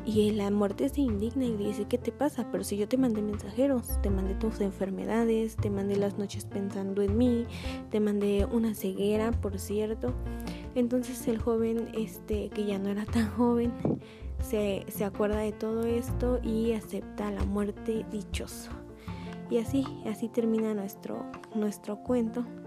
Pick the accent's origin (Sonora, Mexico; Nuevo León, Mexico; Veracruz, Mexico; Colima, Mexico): Veracruz, Mexico; Orizaba; los que somos de aquí de Orizaba, Veracruz